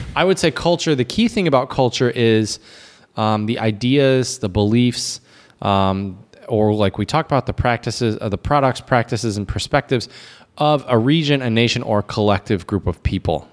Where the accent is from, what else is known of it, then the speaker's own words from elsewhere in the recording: United States; myself as an American